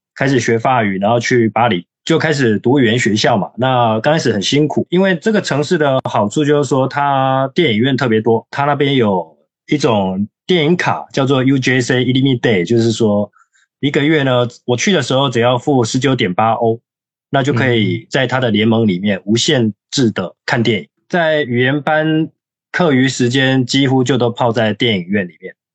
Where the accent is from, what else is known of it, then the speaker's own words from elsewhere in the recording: Taiwan; moved away as an adult; also born or lived in Paris, France; 我是差不多在二零零九年的时候，呃，去，去法国念书。我是台湾人